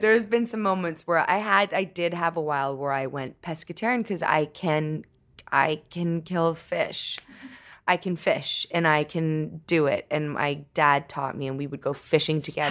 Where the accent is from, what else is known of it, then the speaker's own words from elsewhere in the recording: Toronto, Ontario, Canada; I grew up in Toronto